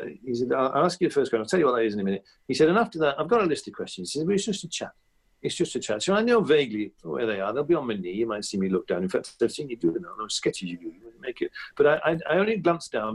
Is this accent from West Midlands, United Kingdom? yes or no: yes; Evesham, West Midlands, United Kingdom; moved away as an adult; also born or lived in Clapham, London; went back to my hometown at Christmas, which I still used to do that every year after leaving university and everything else, you'd all go back to Evesham